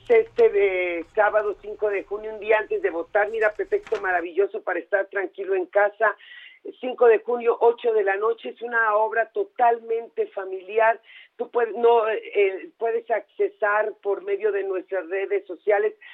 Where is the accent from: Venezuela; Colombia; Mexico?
Mexico; nuestro país